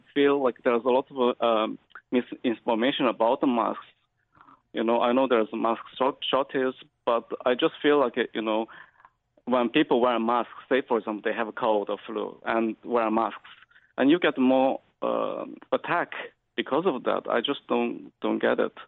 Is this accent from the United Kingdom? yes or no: no; China; moved away as an adult; now in Galway, Ireland; I've been living in Ireland for uh, last 18 years. I'm from China.